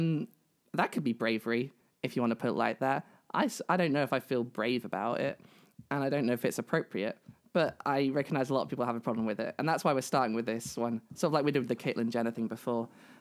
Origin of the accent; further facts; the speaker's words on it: United Kingdom; I am a trans woman from the UK.